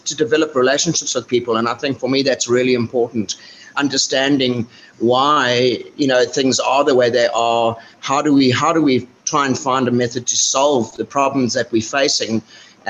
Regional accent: Johannesburg, Gauteng, South Africa; moved away as an adult; I grew up in Johannesburg, but sort of lived all over South Africa.

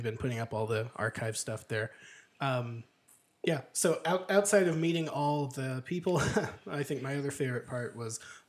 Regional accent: United Kingdom; The UK.

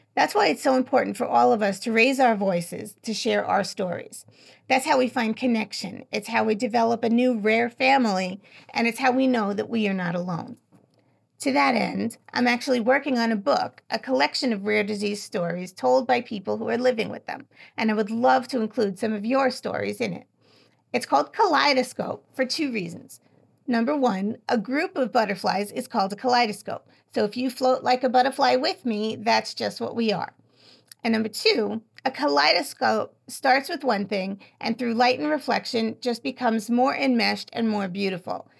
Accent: New York, United States; I'm from New York, so I spell it how we say it

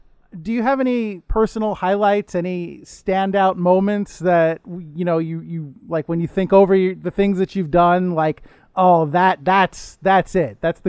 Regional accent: United States; I'm really, as an American, as a somewhat lazy American

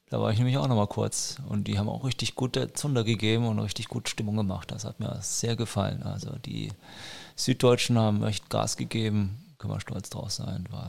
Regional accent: Nuremberg, Bavaria, Germany; ich meine, ich bin ja Nürnberger und wir haben ja auch ein großes Volksfest.

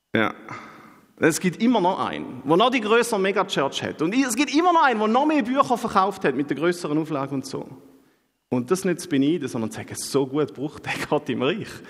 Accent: Switzerland; bei uns in der Schweiz

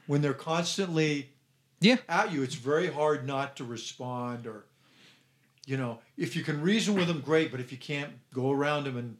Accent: Ireland; because I'm Irish and I have a short fuse

